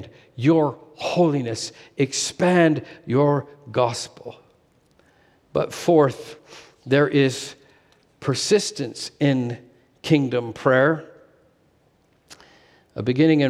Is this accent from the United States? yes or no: no; Canada; moved away as an adult; also born or lived in Asia / Alberta; Sherry and I had moved back to Canada, not living in my hometown